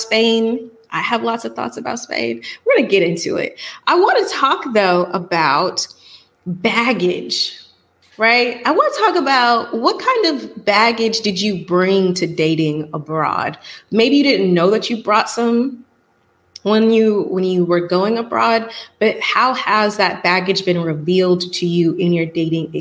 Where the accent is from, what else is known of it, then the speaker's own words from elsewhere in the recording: Atlanta, Georgia, United States; moved away as an adult; I'm from Atlanta.